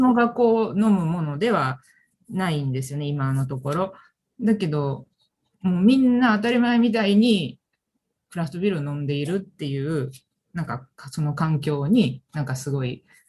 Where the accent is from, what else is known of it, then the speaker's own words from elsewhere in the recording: Osaka, Japan; 私は大阪生まれ大阪育ちです